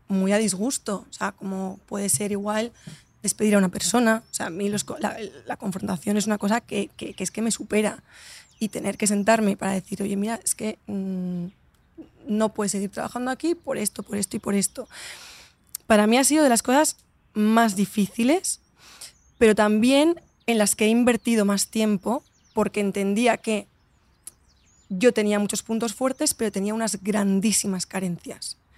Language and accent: Spanish; Valencia, Valencian Community, Spain; moved away; also born or lived in Madrid; siempre he vivido como Valencia un poco desde fuera